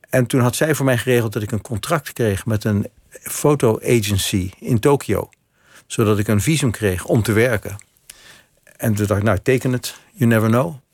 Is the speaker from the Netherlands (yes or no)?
yes; Amsterdam, North Holland, Netherlands; born or raised there